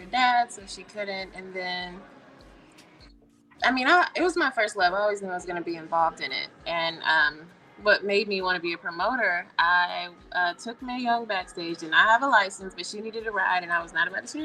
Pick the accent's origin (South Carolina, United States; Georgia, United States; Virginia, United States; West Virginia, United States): South Carolina, United States; Columbia; I'm from Columbia, South Carolina.